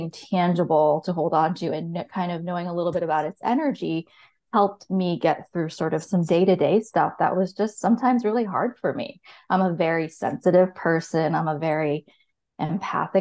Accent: Rhode Island, United States; moved away; also born or lived in Portsmouth, New Hampshire; I grew up in Rhode Island

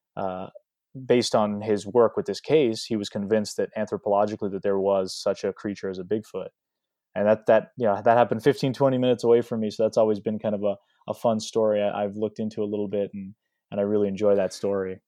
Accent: southern New Hampshire, United States; I grew up in southern New Hampshire

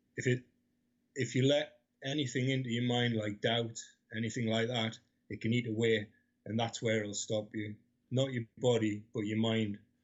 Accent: Newcastle upon Tyne, North East England, United Kingdom; I grew up in Newcastle, 12 to 16

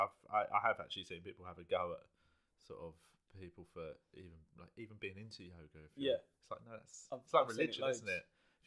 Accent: London, United Kingdom; accent: South London; I was raised in South London

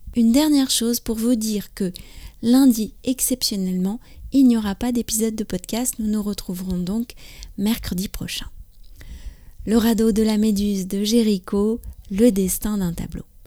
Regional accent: France; je suis française, j'habite près de Paris

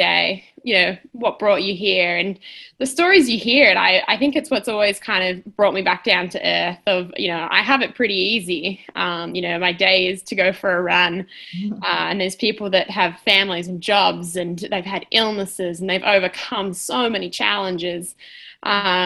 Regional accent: Melbourne, Victoria, Australia; also born or lived in Diamond Creek, Victoria; I'm from Melbourne, Australia

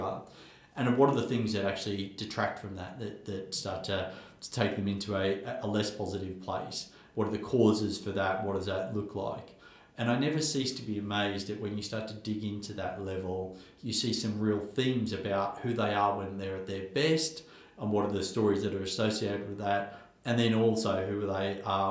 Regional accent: Australia; where I grew up in Australia

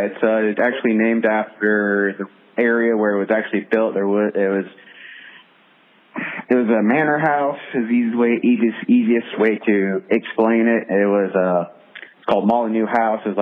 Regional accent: Columbus, Ohio, United States; I'm from Columbus, Ohio.

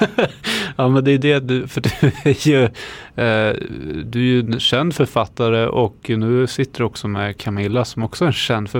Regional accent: Eskilstuna, Södermanland, Sweden; now in Södertälje, Sweden; jag kommer från Eskilstuna ursprungligen

